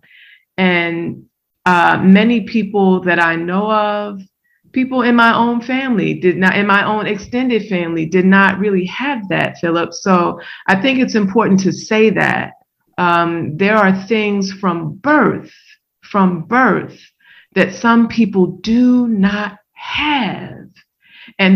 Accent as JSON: {"language": "English", "town": "Baltimore", "region": "Maryland", "country": "United States", "tie": "born or raised there", "said": "growing up in Baltimore"}